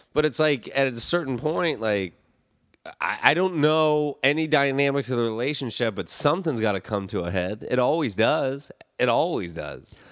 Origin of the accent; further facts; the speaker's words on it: South Florida, United States; also born or lived in Indiana / Michigan; now in Los Angeles, United States; I grew up in South Florida, spent most of my time here in L